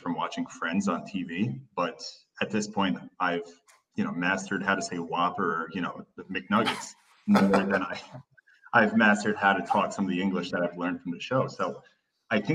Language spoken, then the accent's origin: English; Turkey; I spent about 9 or 10 years growing up in Turkey.